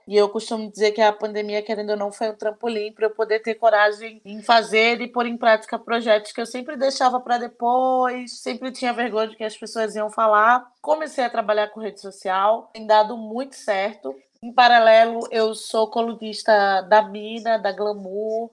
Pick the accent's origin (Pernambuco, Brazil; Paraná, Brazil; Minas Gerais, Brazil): Pernambuco, Brazil; now in São Paulo, Brazil; eu sou de Pernambuco, mas eu moro aqui em São Paulo